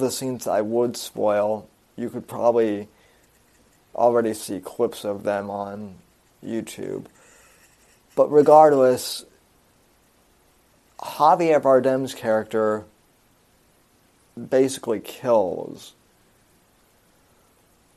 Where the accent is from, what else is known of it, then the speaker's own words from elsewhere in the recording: Colorado, United States; the Aurora movie theater shooting, which happened in my home state